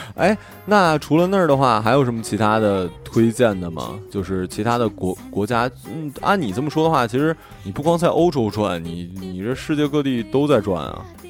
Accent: Northeast China, China; 我老家对面的朝，朝鲜

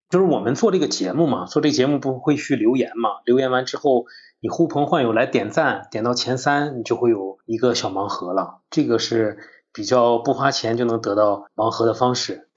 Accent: Dalian, Liaoning, China; now in Changchun, China; 我是一名做出境旅游的大连人，生活在长春

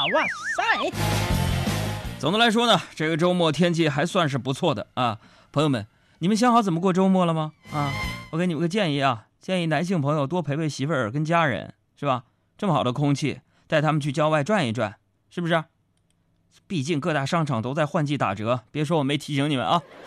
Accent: Northeast China, China; 你别看我是个东北爷们儿

